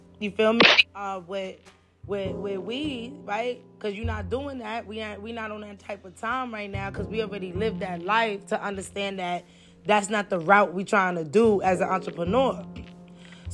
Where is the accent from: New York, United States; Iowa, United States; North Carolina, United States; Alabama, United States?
New York, United States; first language Spanish; English is a second language; also born or lived in Honduras; I constantly was going back and forth to Honduras and New York